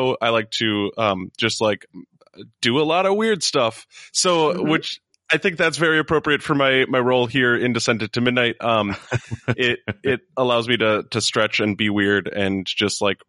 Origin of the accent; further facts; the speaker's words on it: Minnesota, United States; I'm Minnesotan, but I'm not that Minnesotan